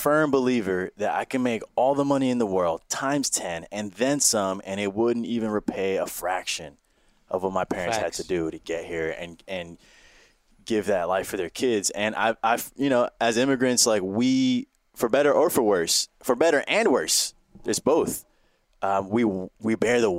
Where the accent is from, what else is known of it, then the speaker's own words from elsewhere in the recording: New York City, New York, United States; We grew up uptown in the Heights